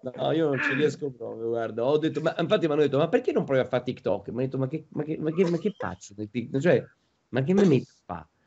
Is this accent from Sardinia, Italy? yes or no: no; Rome, Lazio, Italy; io ah. sono romano